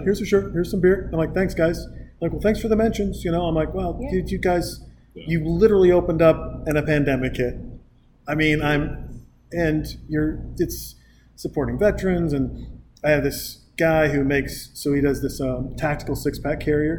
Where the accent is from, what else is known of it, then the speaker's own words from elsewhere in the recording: Montana, United States; also born or lived in Newport Beach, California; now in Austin, United States; I moved here from, oddly enough, Newport Beach, even though I'm from Montana